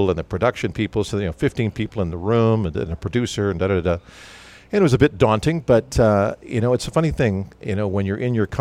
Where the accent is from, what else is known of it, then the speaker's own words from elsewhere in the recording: Medicine Hat, Alberta, Canada; Growing up in Medicine Hat, Alberta